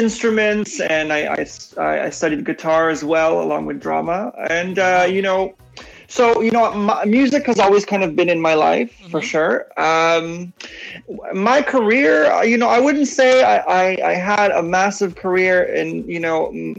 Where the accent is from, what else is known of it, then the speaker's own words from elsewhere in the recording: Toronto, Ontario, Canada; moved away as an adult; also born or lived in Poland; now in Vancouver, Canada; I grew up in Toronto. I came to Toronto, Canada when I was 5 and then moved to Vancouver years ago